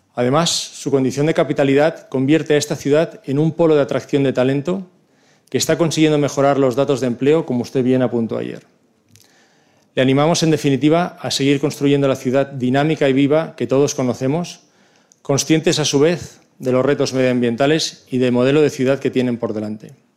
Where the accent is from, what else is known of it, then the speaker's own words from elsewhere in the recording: Barcelona, Catalonia, Spain; Como barcelonés